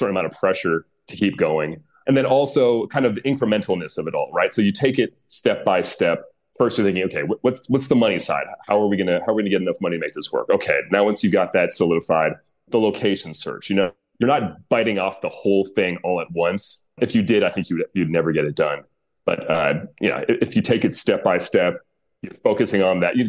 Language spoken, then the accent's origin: English; United States; accent: American; my American accent